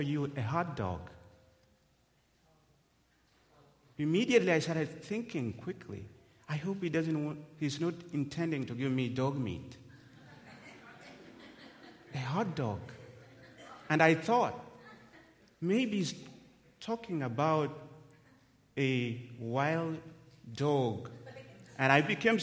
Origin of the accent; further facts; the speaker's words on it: Kenya; English is a second language; moved away as an adult